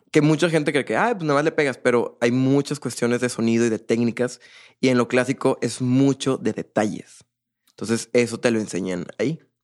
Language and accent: Spanish; Monterrey, Nuevo León, Mexico; also born or lived in Poza Rica, Veracruz; Yo nací en Poza Rica, Veracruz. Mi papá es de Monterrey, mi mamá es de allá. Yo nazco allá, pero nos venimos a, vivir aquí a Monterrey